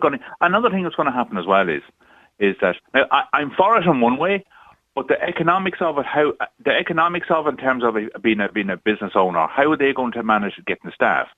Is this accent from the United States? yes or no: no; County Cavan, Ulster, Ireland; I'm from County Cavan